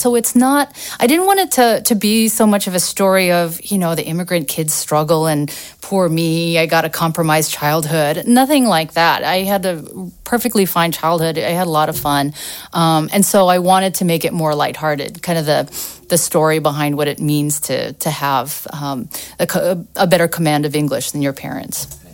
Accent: United States; growing up in the States but never owning a washer and dryer

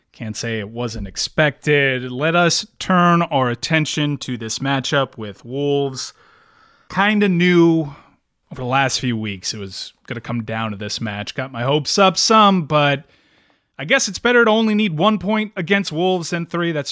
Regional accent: United States; As an American

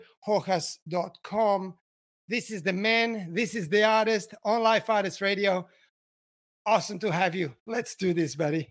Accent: Bern, Switzerland; born there; which is amazing, as I was born in Bern. So, you know, it's quite a special day for me today to be connected back to my land and origins.

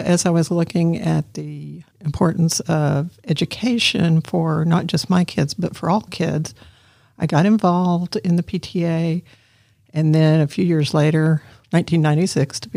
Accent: Borger, Texas, United States; moved away as an adult; also born or lived in Lubbock, Texas / Houston, Texas / East Tennessee / New Orleans, Louisiana; now in Amarillo, United States; I came from Borger, Texas, about an hour from Amarillo

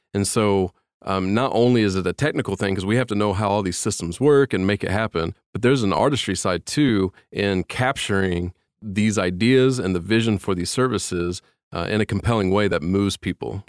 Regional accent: Indiana, United States; moved away as an adult; I'm from Indiana, and my family and I came here four years ago

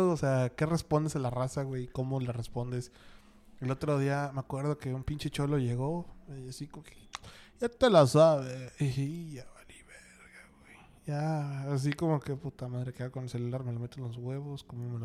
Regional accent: Mexico; Somos los mexicanos somos eh, estamos compitiendo contra Brasil en cuanto a memes en el mundo

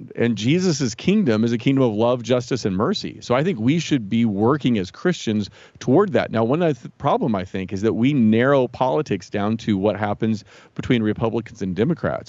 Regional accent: Jefferson City, Missouri, United States; also born or lived in Saint Louis, Missouri / Columbia, Missouri / Chicago / Ann Arbor, Michigan; I was, uh, born in Saint Louis, grew up mostly in Jefferson City, and lived most of my adult life in Columbia. So, all within the state of Missouri

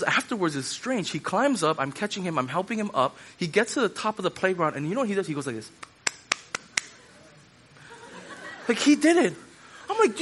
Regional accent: Hawaii, United States; when I was growing up at my church that I grew up at in Hawaii

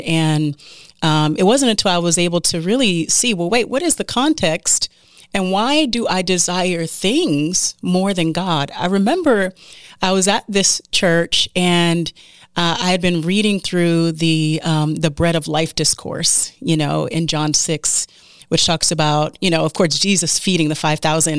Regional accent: United States; as an American

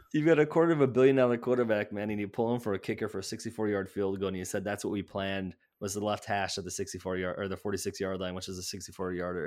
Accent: Chicago, Illinois, United States; now in Milwaukee, United States; I grew up in Chicagoland area

